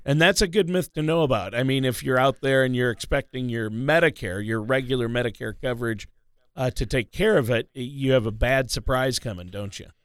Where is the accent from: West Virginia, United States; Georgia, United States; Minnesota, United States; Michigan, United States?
Minnesota, United States; I grew up in Minnesota